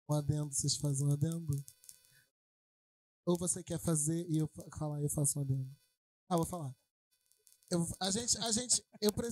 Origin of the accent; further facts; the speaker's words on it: Belford Roxo, Rio de Janeiro, Brazil; now in Rio de Janeiro, Brazil; É, eu sou de Belo Roxo, mas eu tô, tô morando em Madureira agora.